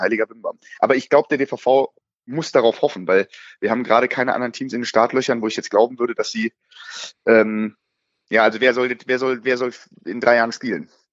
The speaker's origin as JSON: {"language": "German", "town": "Frankenberg", "country": "Germany", "tie": "born or raised there", "moved": "yes", "lives_now": "Mainz, Germany", "said": "Ich bin im schönen Frankenberger Paradies, also in meiner Heimat"}